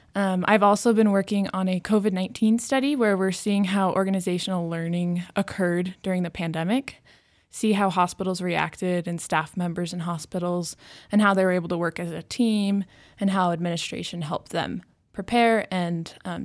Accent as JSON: {"language": "English", "town": "Mesa", "region": "Arizona", "country": "United States", "said": "I'm from Mesa, Arizona."}